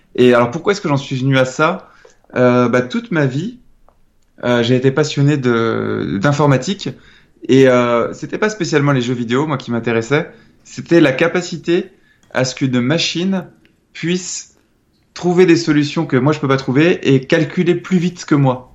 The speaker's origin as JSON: {"language": "French", "town": "Nantes", "region": "Pays de la Loire", "country": "France", "said": "je suis originaire de Nantes"}